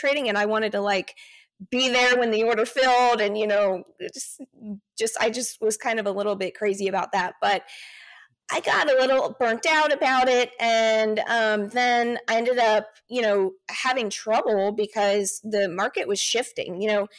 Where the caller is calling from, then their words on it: Austin, Texas, United States; I'm in Austin, Texas.